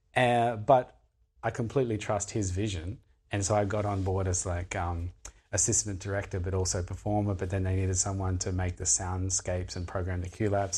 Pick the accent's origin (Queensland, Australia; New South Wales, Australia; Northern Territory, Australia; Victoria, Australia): Northern Territory, Australia; Darwin; I grew up in Darwin